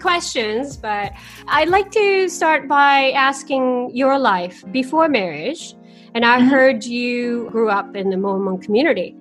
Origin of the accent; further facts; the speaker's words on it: Japan; moved away as an adult; also born or lived in Canada / China; now in Singapore; I was raised in Japan until 18 years old, and I have ever since lived in Canada, China, and the last nine years in Singapore